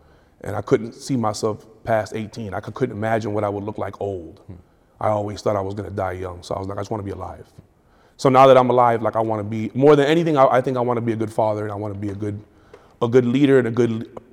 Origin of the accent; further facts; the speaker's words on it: Miami, Florida, United States; also born or lived in Tampa, Florida / Jacksonville, Florida / Detroit, Michigan / New York; now in Atlanta, United States; Born and raised in Miami.